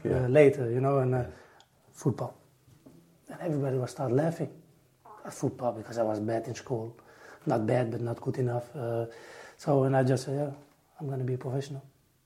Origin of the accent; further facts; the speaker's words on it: Netherlands; I'm from Holland